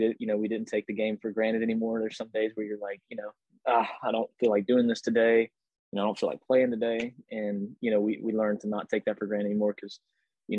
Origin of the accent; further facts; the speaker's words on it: Pensacola, Florida, United States; Pensacola. That's my hometown, Pensacola, Florida.